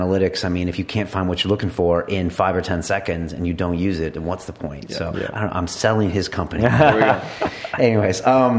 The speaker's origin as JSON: {"language": "English", "region": "California", "country": "United States", "said": "I'm from California"}